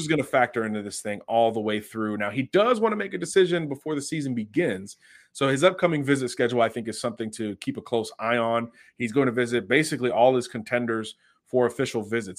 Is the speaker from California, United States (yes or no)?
no; Florida, United States; I'm from Florida